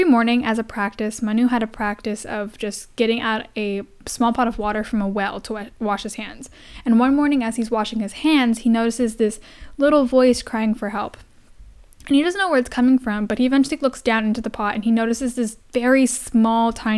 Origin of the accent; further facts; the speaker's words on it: India; I am Indian, and that's something I grew up with.